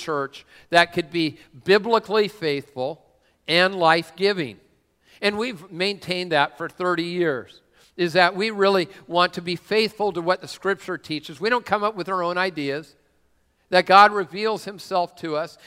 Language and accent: English; Washington, United States; also born or lived in San Diego; I'm from this area, which, well, I don't know if you can call Tacoma this area. No, but I am from this area